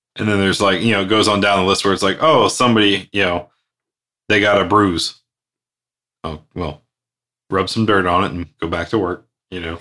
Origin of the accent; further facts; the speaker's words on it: Outer Banks, North Carolina, United States; I spent many a years growing up in the Outer Banks